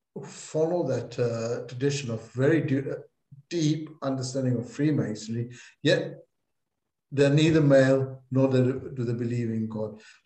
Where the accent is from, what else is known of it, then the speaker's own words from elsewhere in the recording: England, United Kingdom; Well, I'm an English Mason as well